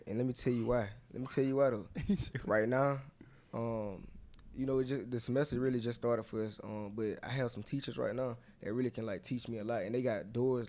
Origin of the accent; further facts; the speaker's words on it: Georgia, United States; come back to Georgia because I'm from Georgia.